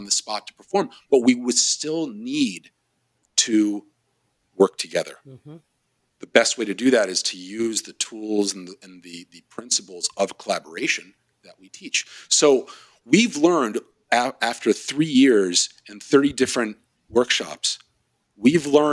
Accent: Philadelphia, Pennsylvania, United States; moved away; I have that kind of Philly attitude. I'm from Philly originally

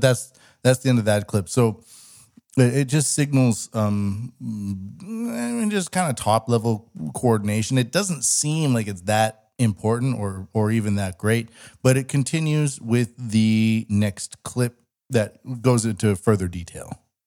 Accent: Canada; now in Japan; I'm Canadian

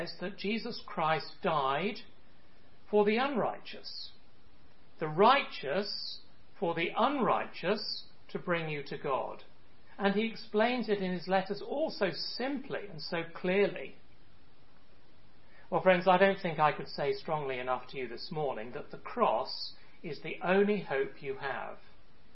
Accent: United Kingdom; moved away; my home country, the UK

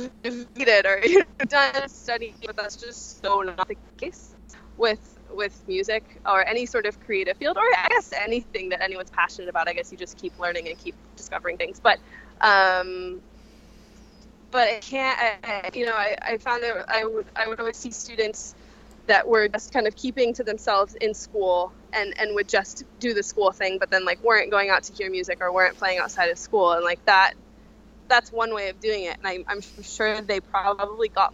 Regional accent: Santa Barbara, California, United States; moved away; I'm from California, I'm from Santa Barbara, which is a small town with virtually no music scene.

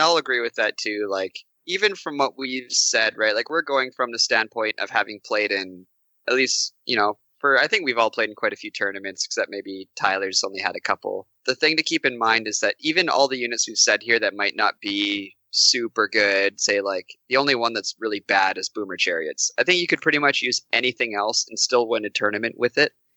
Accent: Canada; I'm from Canada

